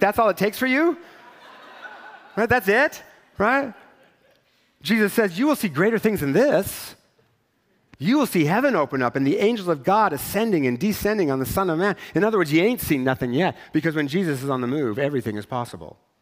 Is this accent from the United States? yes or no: yes; Richland, Washington, United States; I grew up in Richland